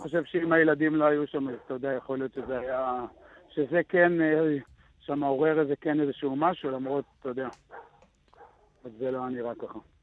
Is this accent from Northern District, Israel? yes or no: no; Gevim, Southern District, Israel; אני מקיבוץ גבים